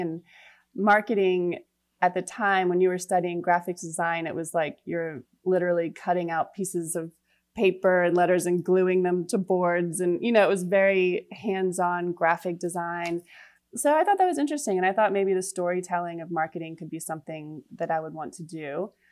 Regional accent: Rockville, Maryland, United States; moved away as an adult; also born or lived in New York; now in Charleston, United States; I am from Rockville, Maryland, ah. the suburb of DC. I grew up there

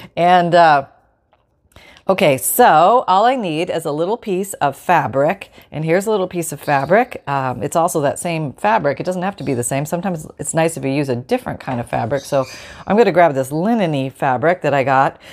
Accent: Canada; now in Florida, United States; I grew up in Canada

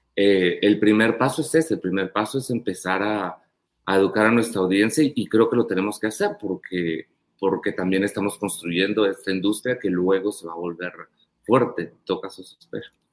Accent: Panajachel, Sololá, Guatemala; yo crecí en Pana

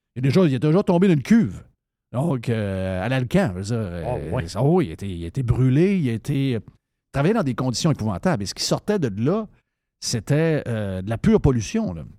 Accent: Saint-David-de-Falardeau, Quebec, Canada; moved away; j'ai été élevé au Saguenay-Lac-Saint-Jean

